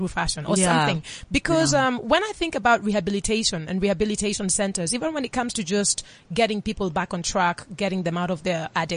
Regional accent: Nairobi, Kenya; moved away; I am Kenyan and I was born and raised for some of my life in Nairobi

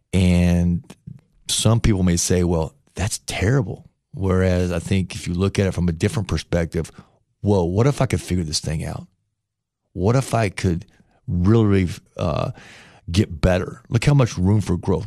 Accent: Paintsville, Kentucky, United States; moved away as an adult; also born or lived in Chillicothe, Ohio / Ironton, Ohio / Boyd County, Kentucky / Tuscaloosa, Alabama; I grew up in Kentucky

